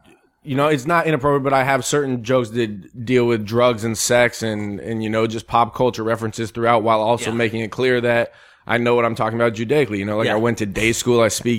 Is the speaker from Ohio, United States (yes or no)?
no; Denver, Colorado, United States; I grew up in Denver, Colorado.